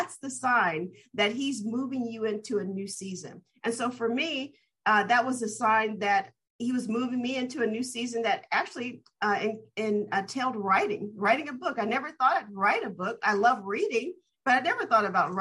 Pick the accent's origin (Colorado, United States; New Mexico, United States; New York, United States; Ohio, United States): Ohio, United States; Dayton; moved away as an adult; also born or lived in Berkeley, California; my hometown of Dayton, Ohio, and growing up in my uncle's church